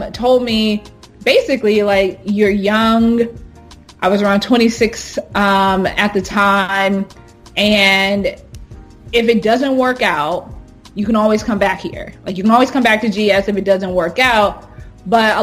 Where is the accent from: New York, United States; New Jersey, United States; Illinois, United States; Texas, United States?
Texas, United States; Houston; moved away as an adult; also born or lived in Hampton, Virginia / London; growing up in Houston, Texas, I grew up knowing and being around affluent African Americans